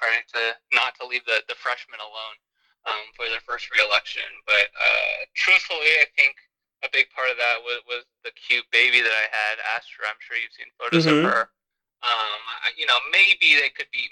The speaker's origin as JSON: {"language": "English", "country": "United States", "tie": "born or raised there", "said": "I grew up in America, like, you know, like I am as American as they come"}